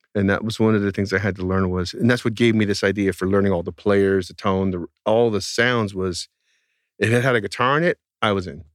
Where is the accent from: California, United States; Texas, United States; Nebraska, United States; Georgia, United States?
California, United States; outside the Bay Area; the town I grew up in outside the Bay Area, was not in the Bay Area where everything was cool